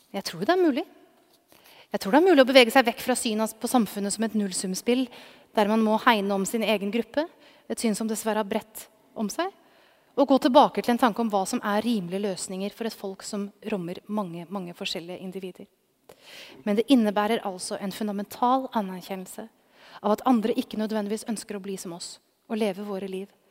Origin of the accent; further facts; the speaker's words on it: Norway; now in Oslo, Norway; Min egen bakgrunn fra en gård på det norske bondelandet